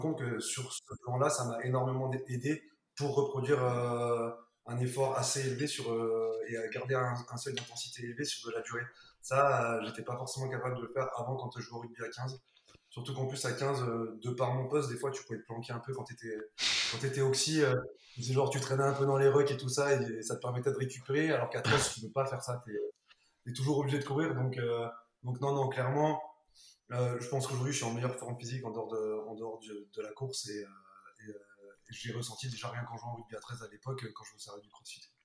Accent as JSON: {"language": "French", "area": "Burgundy", "region": "Bourgogne-Franche-Comté", "country": "France", "also_born_or_lived": "Aurillac", "said": "moi par exemple en Bourgogne"}